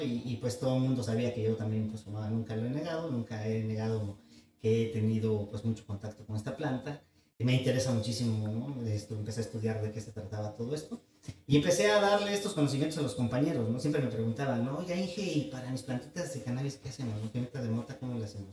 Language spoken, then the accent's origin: Spanish; San Gabriel Mixtepec, Oaxaca, Mexico; also born or lived in Yucatán / Switzerland; mi pueblo, San Gabriel Mixtepec, en la costa de Oaxaca